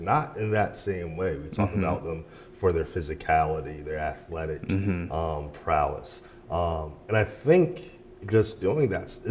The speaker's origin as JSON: {"language": "English", "town": "Philadelphia", "region": "Pennsylvania", "country": "United States", "tie": "born or raised there", "also_born_or_lived": "Richmond", "moved": "yes", "said": "I grew up in Philadelphia."}